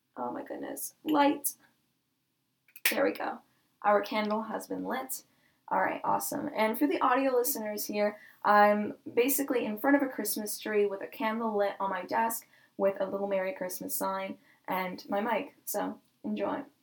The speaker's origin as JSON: {"language": "English", "town": "Chicago", "region": "Illinois", "country": "United States", "moved": "yes", "lives_now": "Canada", "said": "I'm actually from Chicago, but I live in Canada"}